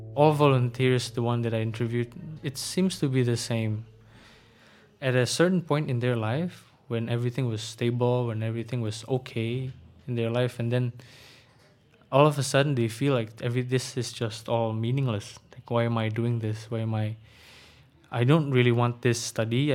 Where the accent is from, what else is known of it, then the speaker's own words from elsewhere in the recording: Bekasi, West Java, Indonesia; English is a second language; also born or lived in Jakarta / Blitar; I was born in Jakarta, but I was raised mostly in Bekasi, the satellite city of Jakarta